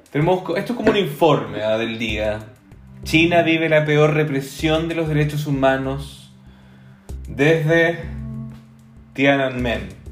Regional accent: Chile; now in Belgium

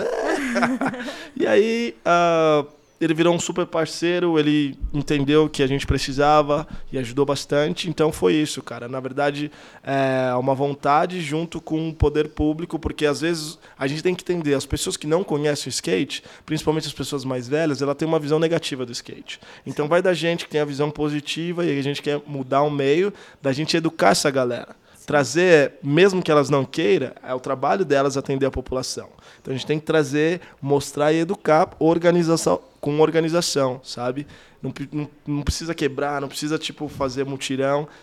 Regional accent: Suzano, São Paulo, Brazil; also born or lived in Tampa, United States; eu sou de Suzano, da extremo leste

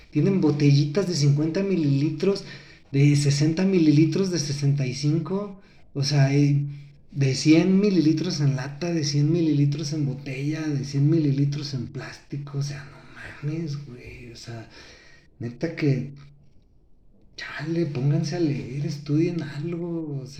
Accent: Mexico; Así somos los mexicanos, espero que sea un mal dicho que tenemos aquí en México.

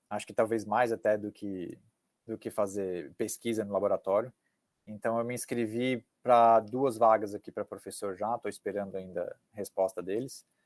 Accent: Cascavel, Paraná, Brazil; now in United States; explicar para elas que eu sou de Cascavel e de como é que é Cascavel, do interior do Paraná, do oeste do Paraná, da cultura do sul do Brasil

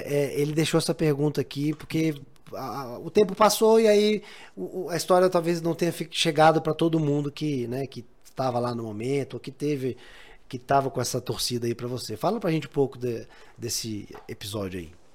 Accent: Brazil; a gente brasileiro

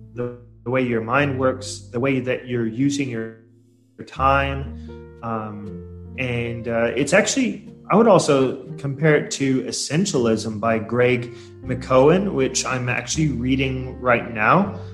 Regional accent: Portland, Oregon, United States; moved away as an adult; now in Surabaya, Indonesia; I'm originally from uh, U.S. I come from Portland, Oregon

